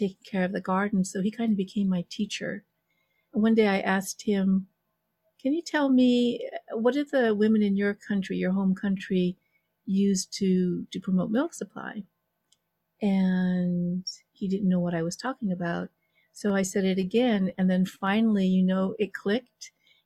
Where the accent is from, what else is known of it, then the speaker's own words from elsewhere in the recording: Los Angeles, California, United States; moved away; I come from Los Angeles. You know, I was a Valley girl